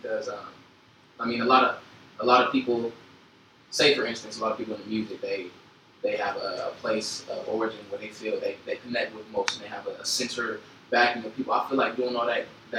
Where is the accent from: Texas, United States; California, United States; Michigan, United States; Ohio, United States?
California, United States; Inglewood; also born or lived in San Bernardino County / San Francisco Bay Area; I was born in Inglewood, but I did a lot of moving around when I was younger.